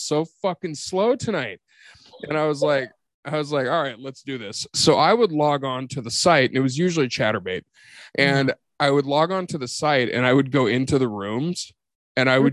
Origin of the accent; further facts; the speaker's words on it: Portland, Oregon, United States; I was actually born in Portland. I was born homeless in Portland.